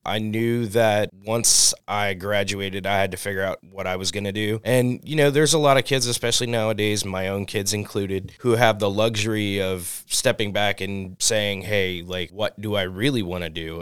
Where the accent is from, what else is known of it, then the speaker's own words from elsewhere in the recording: New Orleans, Louisiana, United States; also born or lived in Oregon; now in California, United States; I'm originally from New Orleans as well. And being from New Orleans, we have ties through French history and Spanish history